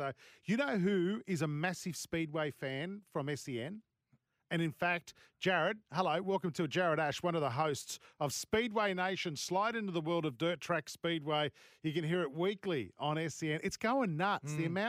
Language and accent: English; Sydney, New South Wales, Australia; I remember growing up in Sydney as well